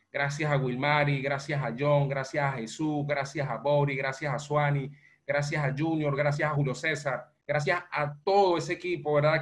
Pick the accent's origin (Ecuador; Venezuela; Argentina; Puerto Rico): Venezuela; moved away as an adult; now in Panama; soy venezolano, eh, resido en Panamá, eh, migré en el año 2016 de Venezuela a Panamá